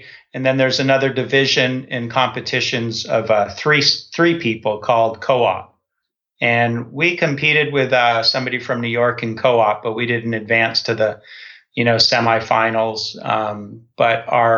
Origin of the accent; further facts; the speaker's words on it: Toronto, Ontario, Canada; I grew up in Toronto